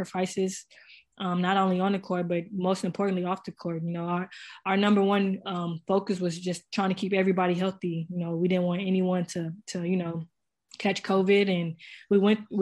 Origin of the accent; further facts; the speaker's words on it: San Antonio, Texas, United States; the tournament was in my hometown